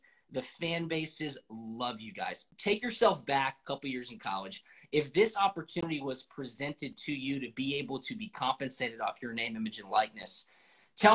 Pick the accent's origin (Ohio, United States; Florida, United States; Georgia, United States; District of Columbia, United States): Georgia, United States; Atlanta; I'm from the Atlanta area.